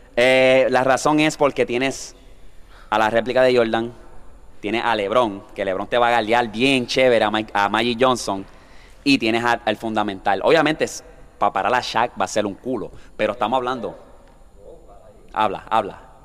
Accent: Toa Baja, Puerto Rico; estamos aquí en mi pueblo

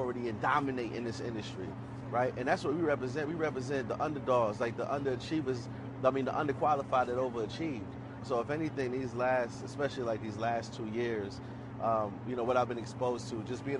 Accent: New York City, New York, United States; growing up in Brooklyn, growing up as a black man in America

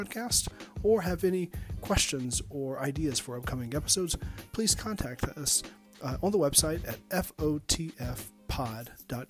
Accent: Alabama, United States; I grew up in Alabama, so I had some cousins who were in high school

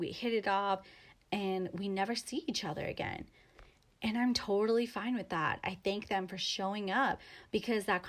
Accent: Los Angeles, California, United States; also born or lived in Chino Hills, California; So I grew up in Los Angeles.

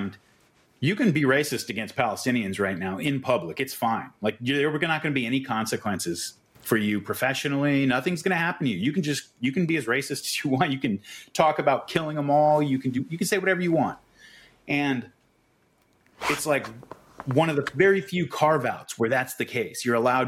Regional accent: United States; as an American

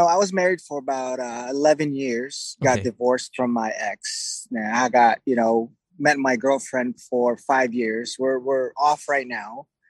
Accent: Oxnard, California, United States; I'm actually from Oxnard, California.

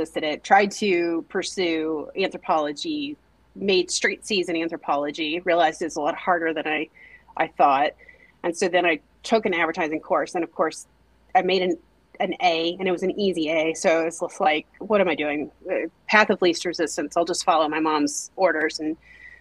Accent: Teague, Texas, United States; also born or lived in Denton, Texas; Originally I'm from Teague, Texas.

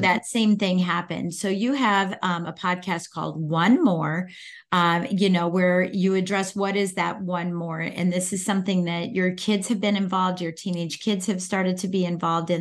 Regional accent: Northern Virginia, United States; I'm from Virginia. I'm in from Northern Virginia, so I, I'm outside of D C

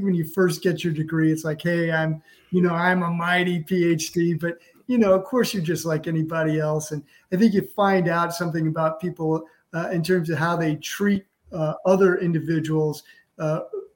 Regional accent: Missouri, United States; moved away; I'm from Missouri

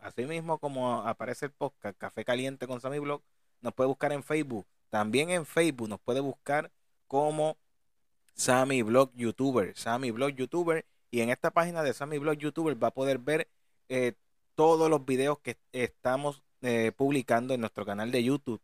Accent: Puerto Rico; de aquí, de nuestra isla de Puerto Rico

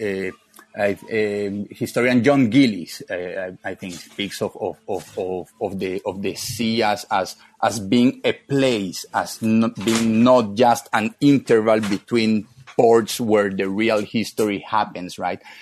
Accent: Barranquilla, Atlántico, Colombia; I am from northern Colombia, from a city called Barranquilla

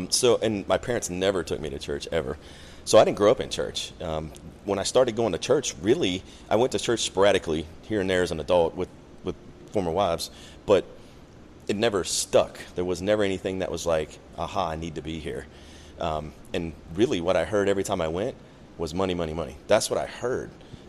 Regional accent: Maryland, United States; moved away as an adult; I'm originally from Maryland.

